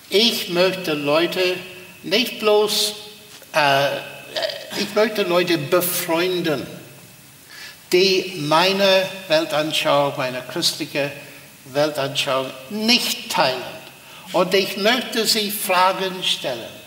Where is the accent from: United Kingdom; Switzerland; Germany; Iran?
United Kingdom; Armagh, Northern Ireland; ich erinnere mich in äh, meiner Heimatstadt Armagh gab es nicht vieles, aber es gab eine Sternwarte.